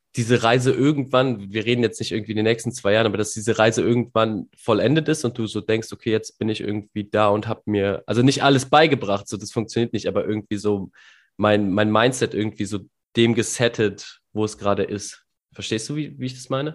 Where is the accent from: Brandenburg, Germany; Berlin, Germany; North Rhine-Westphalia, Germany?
North Rhine-Westphalia, Germany; als NRWler